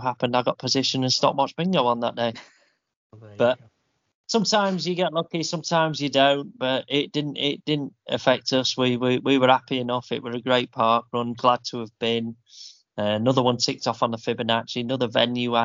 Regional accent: Yorkshire and the Humber, United Kingdom; We're from Yorkshire.

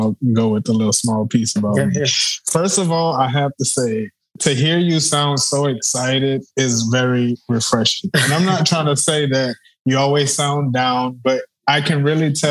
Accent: United States; as an American

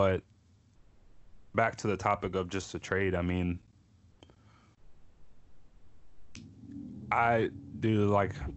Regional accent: Pittsburgh, Pennsylvania, United States; moved away; born and raised in Pittsburgh for a few years before I got shipped out

